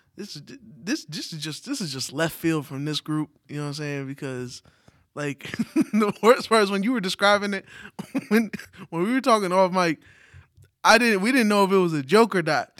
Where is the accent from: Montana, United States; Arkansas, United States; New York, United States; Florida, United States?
New York, United States; New York City; As a New Yorker